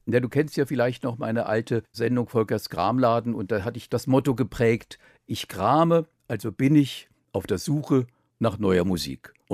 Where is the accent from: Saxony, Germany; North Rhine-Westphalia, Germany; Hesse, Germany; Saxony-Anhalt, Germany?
Hesse, Germany; Offenbach am Main; direkt in Offenbach geboren